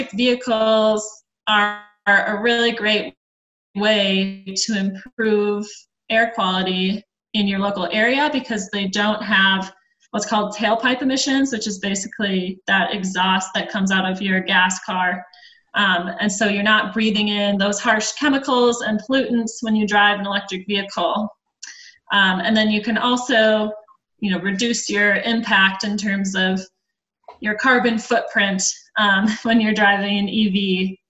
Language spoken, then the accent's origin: English; Minnetonka, Minnesota, United States; moved away as an adult; also born or lived in Indiana; now in Colorado, United States; I'm actually from Minnesota. I grew up in Minnetonka.